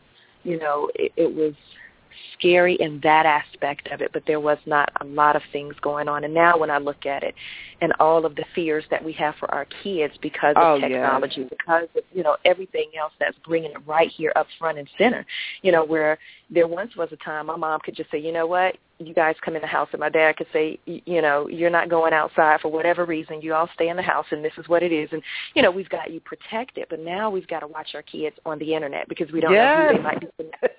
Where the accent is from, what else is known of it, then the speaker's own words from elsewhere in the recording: Atlanta, Georgia, United States; When I think of that now, it's to me all I ever knew, and never really left the city until I became an adult.